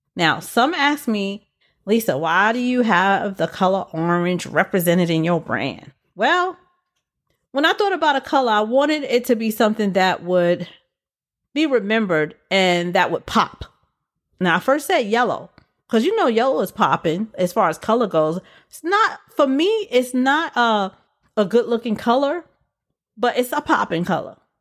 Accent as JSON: {"language": "English", "town": "New York City", "region": "New York", "country": "United States", "tie": "born or raised there", "said": "my hometown where I was born with this one. went to school and lived in B K most of my life. B K is also known as Brooklyn"}